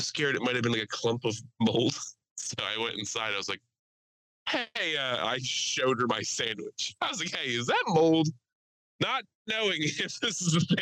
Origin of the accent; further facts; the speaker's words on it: Aston, Pennsylvania, United States; Aston, PA